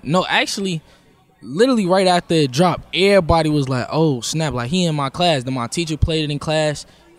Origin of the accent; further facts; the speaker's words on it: Chicago, Illinois, United States; I'm from Chicago.